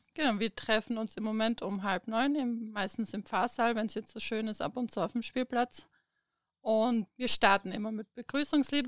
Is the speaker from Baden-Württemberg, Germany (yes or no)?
yes; Stuttgart, Baden-Württemberg, Germany; moved away as an adult; now in Premstätten, Austria; Also ich komme ursprünglich aus Deutschland, aus Stuttgart, bin 2008 nach Österreich gekommen und seit 2013 wohnen wir eben hier in Bremstetten.